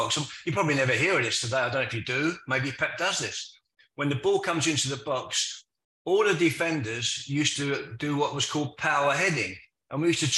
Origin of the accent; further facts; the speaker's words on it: London, United Kingdom; accent: Cockney; moved away as an adult; also born or lived in Manchester; a Cockney coming to Manchester